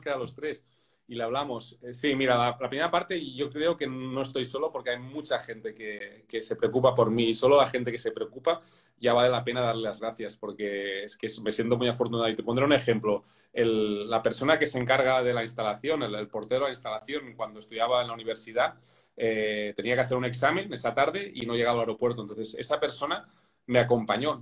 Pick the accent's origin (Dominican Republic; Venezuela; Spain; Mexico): Spain; soy español